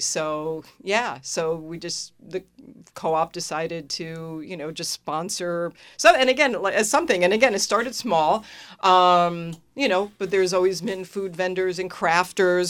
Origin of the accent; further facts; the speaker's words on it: Long Island, New York, United States; moved away as an adult; also born or lived in Santa Cruz, California; now in Willimantic, United States; I grew up in New York